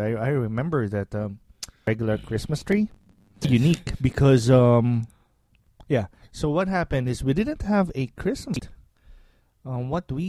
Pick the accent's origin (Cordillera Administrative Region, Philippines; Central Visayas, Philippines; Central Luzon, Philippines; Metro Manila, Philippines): Metro Manila, Philippines; Manila; now in United States; I'm also from Manila